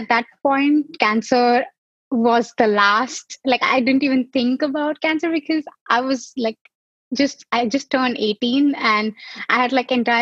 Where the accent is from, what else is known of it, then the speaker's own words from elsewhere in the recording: Mumbai, Maharashtra, India; moved away; I am originally from Mumbai, India.